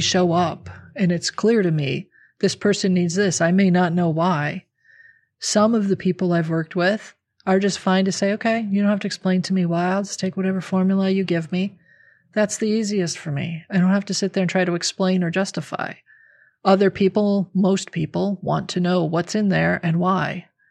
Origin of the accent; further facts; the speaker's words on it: Midwestern America, United States; I grew up in a, you know, Midwestern American middle income family